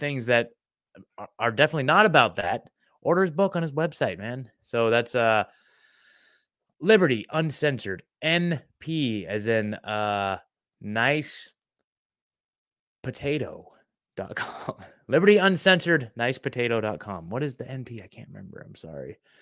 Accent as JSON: {"language": "English", "region": "Oregon", "country": "United States", "tie": "born or raised there", "moved": "as an adult", "lives_now": "Nashville, United States", "said": "I'm in Nashville, Tennessee now, but I was born and raised in Oregon"}